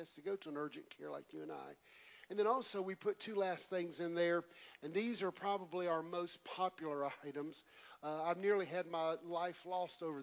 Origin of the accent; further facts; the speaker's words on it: West Columbia, South Carolina, United States; moved away as an adult; It was a little redneck boy from South Carolina. I'm from Columbia. I'm redneck